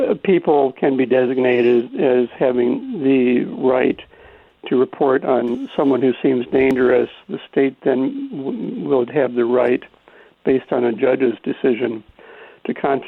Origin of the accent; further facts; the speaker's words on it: the Ozarks of Missouri, United States; moved away as an adult; now in New York, United States; I grew up in the Ozarks of Missouri, rural suburban lifestyle